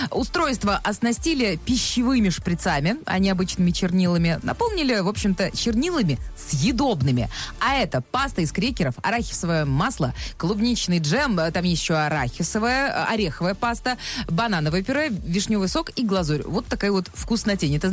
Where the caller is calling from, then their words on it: Nizhnekamsk, Tatarstan, Russia; Город Нижнекамск.